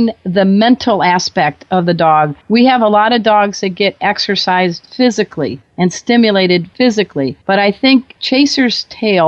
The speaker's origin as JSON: {"language": "English", "region": "Midwest", "country": "United States", "also_born_or_lived": "San Diego area", "moved": "yes", "lives_now": "San Diego, United States", "said": "I'm from the Midwest."}